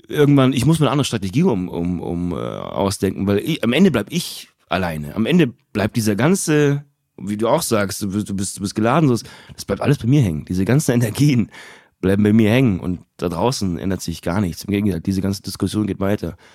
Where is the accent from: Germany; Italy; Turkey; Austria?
Turkey; Und ich meine es nicht als Türke, sondern generell in diesem ganzen okay. Medienraum